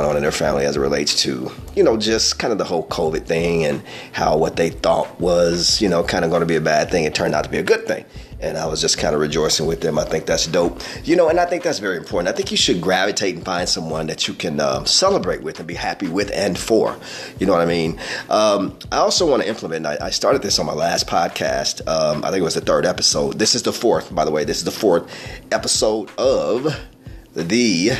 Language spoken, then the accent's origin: English; Peoria, Illinois, United States; I hail from Peoria, Illinois. All right, proud of it, born and raised. I'm a native.